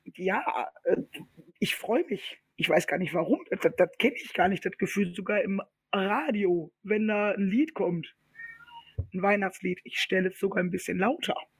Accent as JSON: {"language": "German", "area": "Ruhr area", "region": "North Rhine-Westphalia", "country": "Germany", "said": "Wir sind ja aus dem Ruhrpott"}